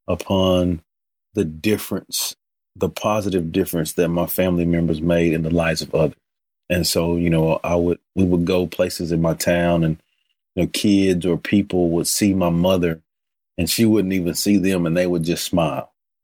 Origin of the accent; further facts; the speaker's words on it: Hearne, Texas, United States; You know, I'm originally from Hearne, Texas, which is over by Bryan College Station, and you know, grew up in church.